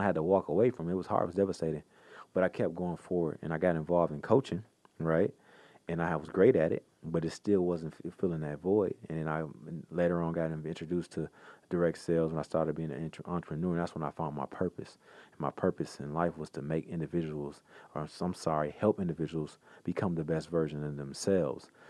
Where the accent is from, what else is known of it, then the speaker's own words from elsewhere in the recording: Pontiac, Michigan, United States; I grew up in Pontiac, Michigan, right outside of Detroit